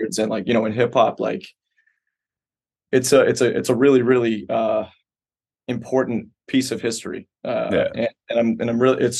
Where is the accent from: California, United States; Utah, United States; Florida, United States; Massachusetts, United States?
Massachusetts, United States; Quincy; born there; I was born in Quincy. I lived there for like 5 years